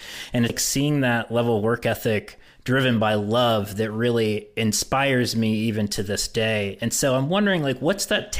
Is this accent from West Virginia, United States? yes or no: yes; West Virginia, United States; moved away; Being from West Virginia and having left, I take a lot of the lessons that I learned growing up there with me. And for John and I both, being from West Virginia has influenced us so much.